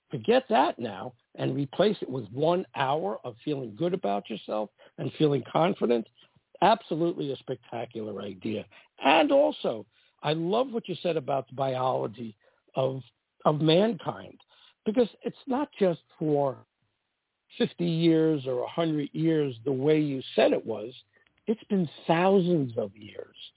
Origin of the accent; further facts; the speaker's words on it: East Coast, United States; I came from the East Coast where I was the old-fashioned pursuer, the aggressive one, ask a girl out, that didn't work out in LA and it shocked me.